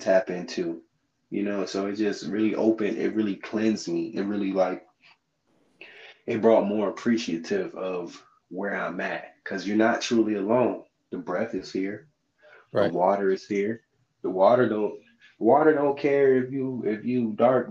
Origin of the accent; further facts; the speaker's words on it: St. Petersburg, Florida, United States; from St. Pete